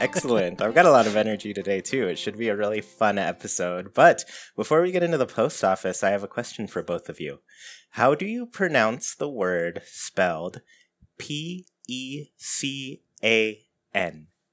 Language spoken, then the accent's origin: English; Southern California, United States; I'm from Southern California